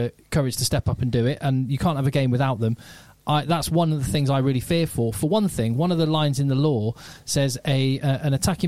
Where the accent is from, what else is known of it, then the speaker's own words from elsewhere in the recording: Newbury, South East England, United Kingdom; now in Manchester, United Kingdom; growing up in Newbury and playing for Newbury.